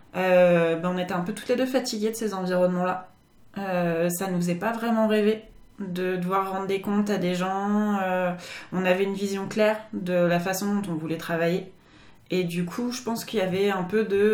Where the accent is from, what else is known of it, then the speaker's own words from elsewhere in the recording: France; moved away as an adult; now in Japan; en tant que Français